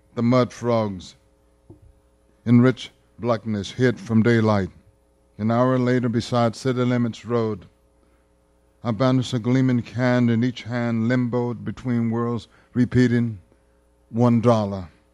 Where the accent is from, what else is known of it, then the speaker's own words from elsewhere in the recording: Bogalusa, Louisiana, United States; growing up in Bogalusa